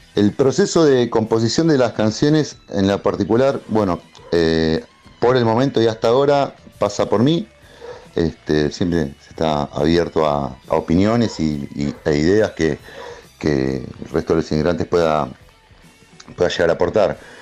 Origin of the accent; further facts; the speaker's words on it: Temperley, Buenos Aires Province, Argentina; nosotros somos de Temple, de zona